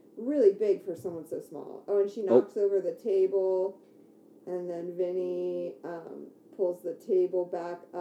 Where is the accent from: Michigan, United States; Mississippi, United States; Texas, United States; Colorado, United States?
Michigan, United States; Detroit suburbs; I grew up in the Detroit suburbs